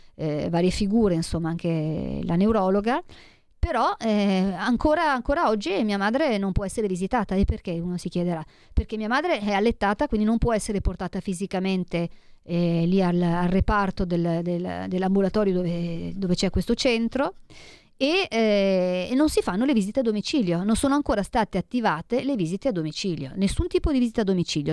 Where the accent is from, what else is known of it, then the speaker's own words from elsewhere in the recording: Italy; del mio paese, dell'Italia